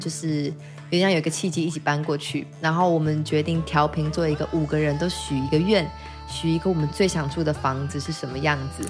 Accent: Taiwan; 我来自这里真好

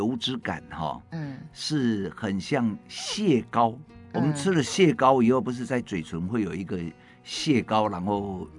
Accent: Taiwan; 我们台湾话

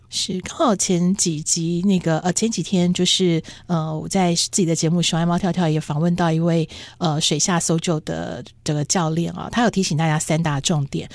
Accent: Taipei, Taiwan; 可是我是在台北出生，我们是盆地

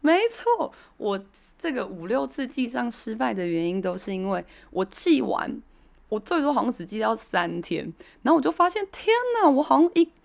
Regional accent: Taiwan; 我们台湾人比较习惯的讲法是 A P P

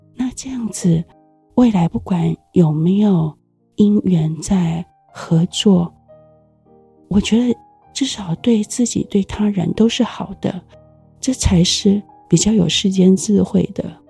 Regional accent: Taiwan; 我们台湾人都有说谢谢你的这个习惯

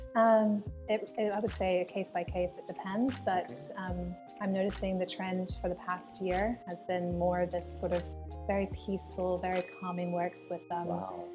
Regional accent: Hong Kong; I'm a British uh, mm. person mm. living here in Hong Kong, but born and raised here

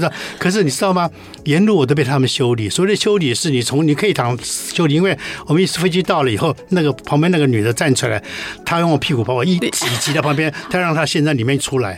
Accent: Taiwan; 这是我们台湾人做的事情

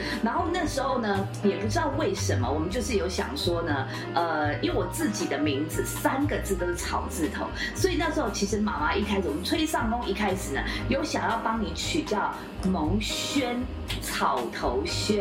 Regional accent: Taiwan; 我们台湾人

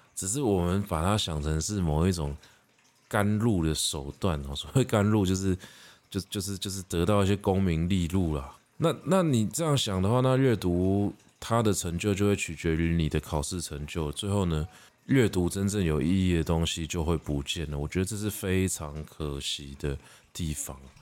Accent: Taiwan; 我们已经觉得我们是台湾人了

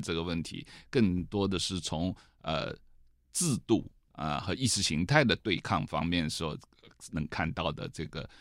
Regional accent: China; moved away as an adult; also born or lived in United Kingdom / Hong Kong; now in Taiwan; 我在中国出生到大学毕业这一段时间是一个中国转型是一个非常剧烈的变化，因为我出生的前十年还处于文革时期，啊，我一九六五年出生

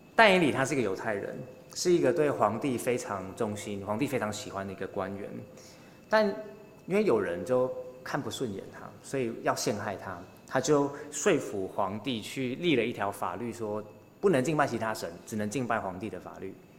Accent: Taiwan; 我们作为台湾人

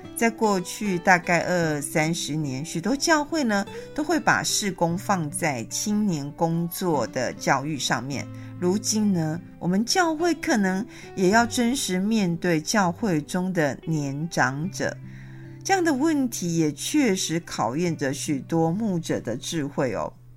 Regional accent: Taiwan; 我们台湾人

